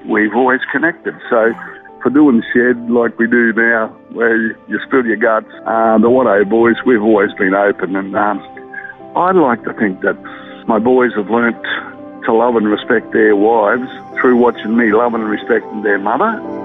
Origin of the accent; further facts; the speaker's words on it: Brisbane, Queensland, Australia; also born or lived in Murwillumbah, New South Wales / Mount Isa, Queensland; I sort of lived around northern suburbs of Brisbane from then on